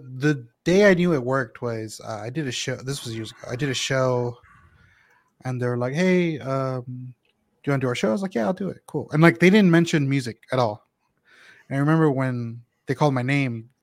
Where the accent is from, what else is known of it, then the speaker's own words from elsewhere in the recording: Houston, Texas, United States; moved away as an adult; now in Chicago, United States; where I'm from Houston